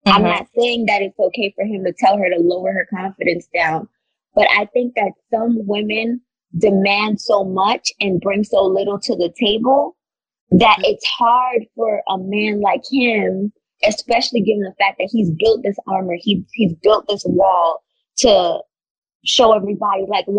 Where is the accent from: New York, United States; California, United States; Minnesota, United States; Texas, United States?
New York, United States; We come from New York